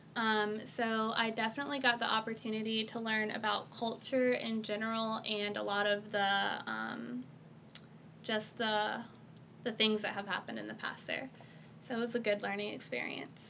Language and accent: English; Jacksonville, North Carolina, United States; also born or lived in Marion, Alabama; I grew up in North Carolina, Jacksonville, North Carolina